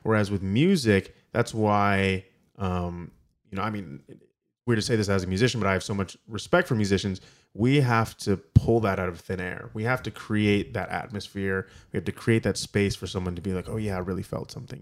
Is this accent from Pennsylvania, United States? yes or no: no; Ann Arbor, Michigan, United States; also born or lived in Kalamazoo, Michigan; I'm from Ann Arbor, Michigan